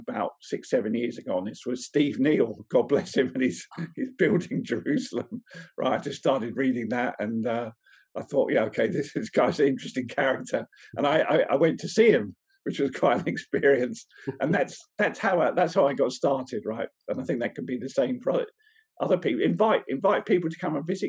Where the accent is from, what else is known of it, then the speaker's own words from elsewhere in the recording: England, United Kingdom; We're English.